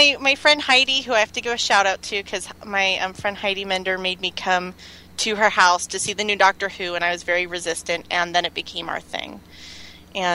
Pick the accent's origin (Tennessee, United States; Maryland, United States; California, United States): Maryland, United States; I grew up in Maryland